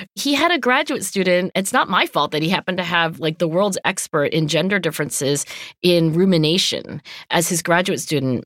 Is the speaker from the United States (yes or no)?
yes; Cherry Hill, New Jersey, United States; my hometown of Cherry Hill, New Jersey